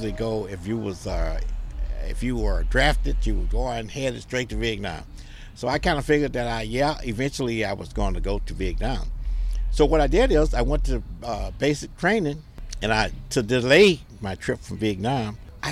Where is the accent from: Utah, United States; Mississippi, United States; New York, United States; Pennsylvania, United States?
Mississippi, United States; I'm from Mississippi